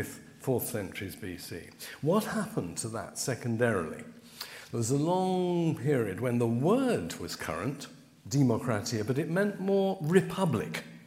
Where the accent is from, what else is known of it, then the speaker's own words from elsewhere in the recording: London, United Kingdom; I come from Putney